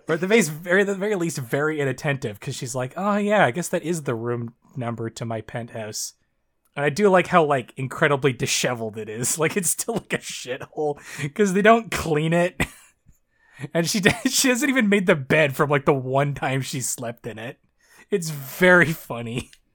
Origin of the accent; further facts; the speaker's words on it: near Toronto, Southern Ontario, Canada; I'm from Canada. Uh, I, I live in, I live in, I live in Ontario